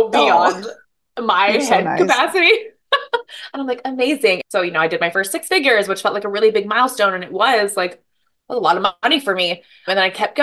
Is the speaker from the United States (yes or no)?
yes; Hawaii, United States; moved away as an adult; now in Seattle, United States; from Hawaii. I live in Seattle.